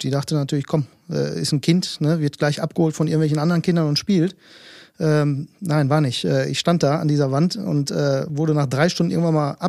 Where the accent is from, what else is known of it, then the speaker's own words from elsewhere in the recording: Greece; Grieche, mehr sage ich da nicht zu.